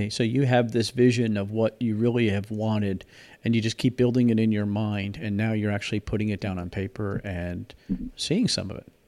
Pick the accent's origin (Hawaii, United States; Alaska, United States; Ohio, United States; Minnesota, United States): Alaska, United States; now in Indiana, United States; I'm in Pennsylvania. I'm freezing to death. I mean, it's cold here. Then the 30s. I I'm from Alaska